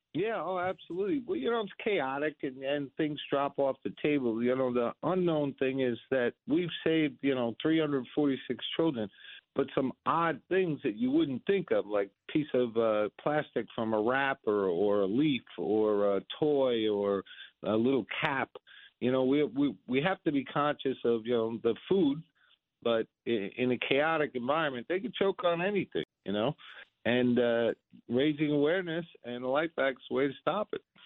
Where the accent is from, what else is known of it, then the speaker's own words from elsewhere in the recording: United States; I'm an American